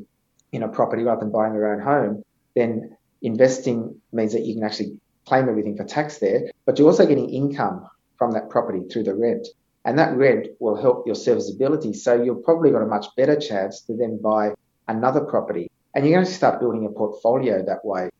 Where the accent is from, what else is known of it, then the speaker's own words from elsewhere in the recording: Orange, New South Wales, Australia; moved away; I came from the country originally. I came from Orange.